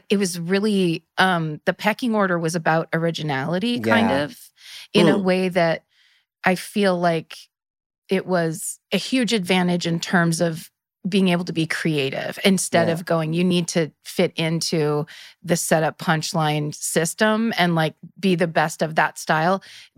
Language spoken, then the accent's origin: English; Petaluma, California, United States; I'm from the North Bay, so Petaluma, which is about 30 miles north of San Francisco.